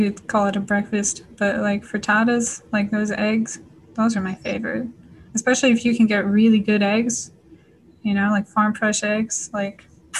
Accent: Scotland, United Kingdom; I think it's just also part of being Scottish. They love to laugh.

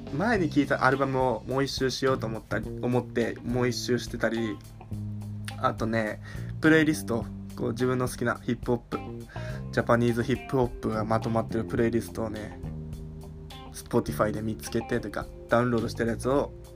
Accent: Tohoku, Japan; now in Tokyo, Japan; 僕もね、その東北出身なんで、寒さいけるっしょみたいな

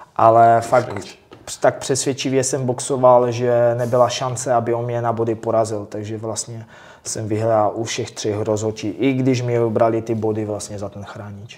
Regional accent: Czechia; jsem první Čech

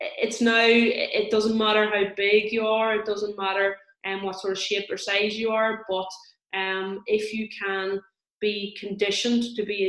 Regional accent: Tyrone, Northern Ireland, United Kingdom; I am from Tyrone

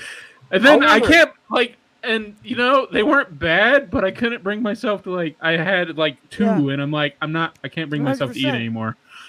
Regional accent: Mississippi, United States; I'm from Mississippi.

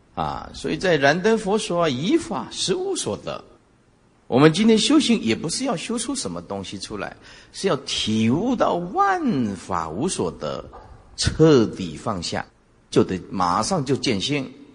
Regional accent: Taiwan; 哪一个国会打得像我们台湾这么凶的啊

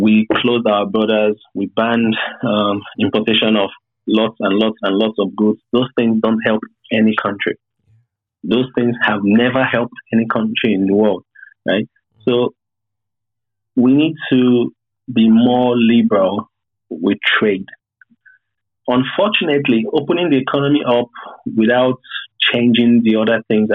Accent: Nigeria; as Nigerians

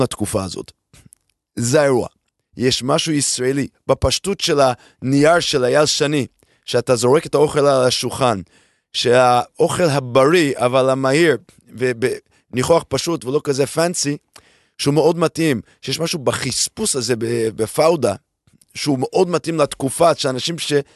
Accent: United States; moved away as an adult; now in Israel

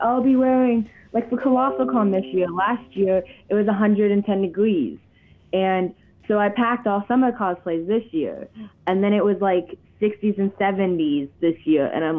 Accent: Ohio, United States; born there; Yeah, I was born in Ohio.

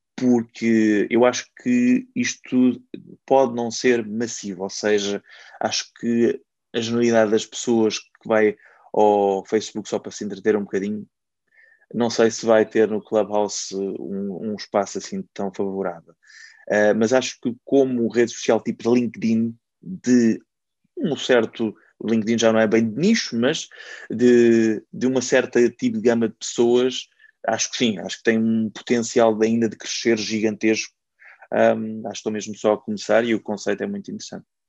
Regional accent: Caldas da Rainha, Centro, Portugal; eu sou das Caldas da Rainha, cheguei a fazer um programa local ainda com 17 e 18 anos

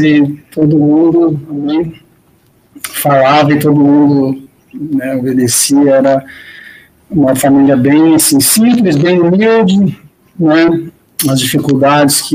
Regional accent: Franca, São Paulo, Brazil; moved away as an adult; also born or lived in Japan; eu sou de Franca, perto de Ribeirão Preto, a capital do sapato, em Franca, no Brasil

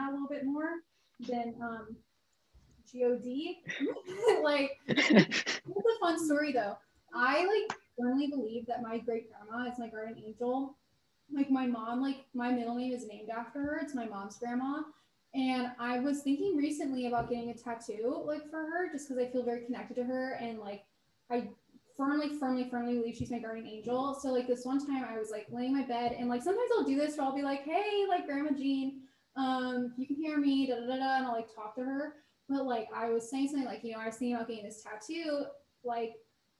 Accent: the Bay Area, California, United States; The Bay Area.

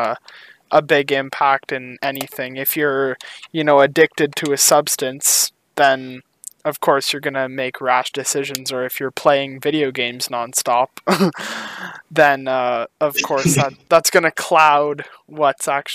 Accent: Canada; I am 18 years old and I'm from Canada

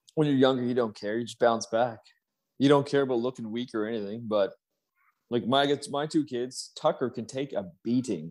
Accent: Canada; I'm from Canada, so I'm down there by almost New York

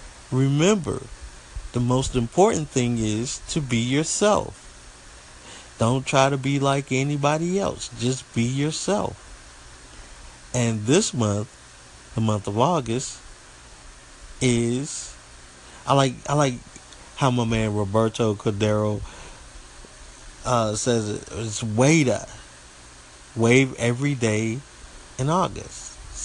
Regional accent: Southeast, United States; accent: country; I'm country. Live down here in the Southeast United States, and I'm country. Sometimes my country accent comes out, sometimes it don't.

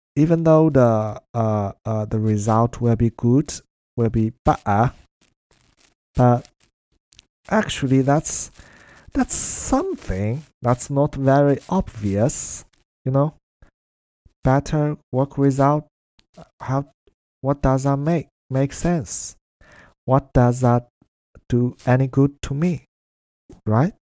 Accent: China; English is a second language; now in Melbourne, Australia; that's how we use it in China and in Chinese

